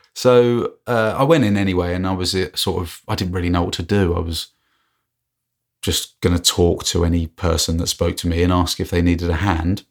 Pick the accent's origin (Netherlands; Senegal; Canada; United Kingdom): United Kingdom; England; I'm obviously English.